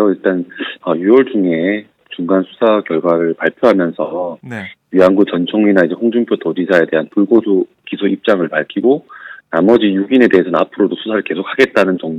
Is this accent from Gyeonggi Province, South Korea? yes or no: no; Busan, South Korea; 제가 사실 부산이